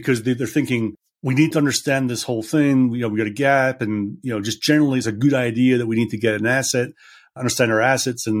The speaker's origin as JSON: {"language": "English", "region": "Scotland", "country": "United Kingdom", "tie": "born or raised there", "said": "I grew up in Scotland playing golf"}